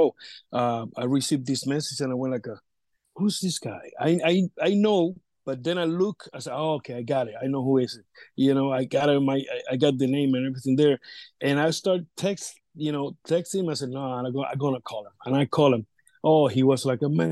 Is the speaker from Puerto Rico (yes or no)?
yes; Vega Alta, Puerto Rico; my hometown, Vega Alta. I'm from Vega Alta